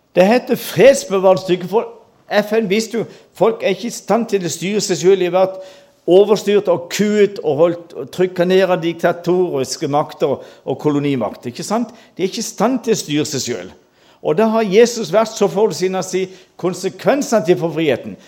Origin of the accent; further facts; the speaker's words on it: Mandal, Agder, Norway; Jeg gikk på folkeskole hjemme i Mandal